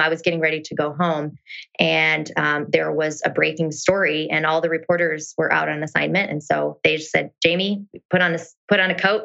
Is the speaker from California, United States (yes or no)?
no; rural Iowa, United States; moved away; born and raised in a really small town of about 250 people in rural Iowa.